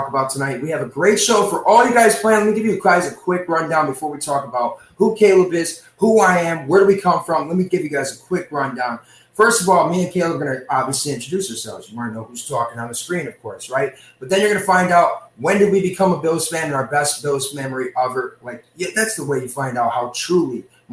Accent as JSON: {"language": "English", "region": "Western New York", "country": "United States", "also_born_or_lived": "Le Roy, New York / Dunkirk, New York / Buffalo, New York / Las Vegas, Nevada", "said": "I am from Western New York as well. Bounced from Leroy, Dunkirk, Buffalo. Lived in Vegas for a brief stint, 4 years"}